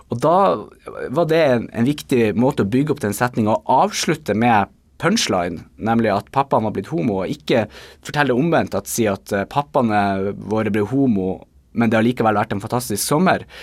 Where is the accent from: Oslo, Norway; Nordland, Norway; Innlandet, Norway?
Nordland, Norway; accent: Bodø dialect; now in Tromsø, Norway; min dialekt som jo er Bodø-dialekter, som etter hvert er blitt litt utvanna av en god del år eh, som jeg har bodd i Tromsø.